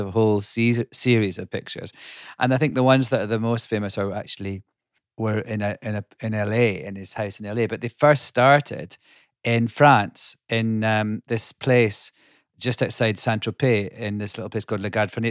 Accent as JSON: {"language": "English", "region": "Scotland", "country": "United Kingdom", "tie": "born or raised there", "moved": "yes", "lives_now": "United States", "said": "I grew up in Scotland"}